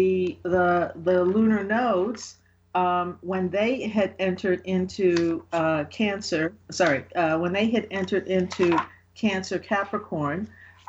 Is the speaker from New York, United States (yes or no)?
yes; New York, United States; I'm from New York